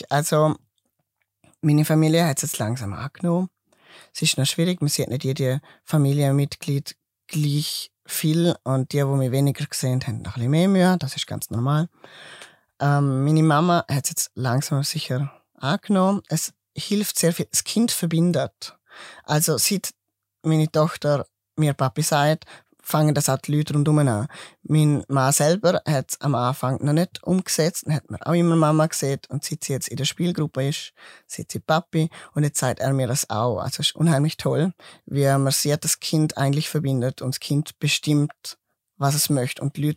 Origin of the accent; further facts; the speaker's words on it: Switzerland; Genau, weil ich bin Schweizer.